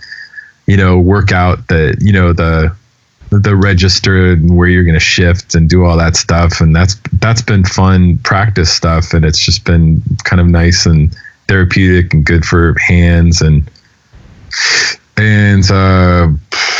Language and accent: English; Denver, Colorado, United States; moved away; also born or lived in New York; people that I grew up with out in Denver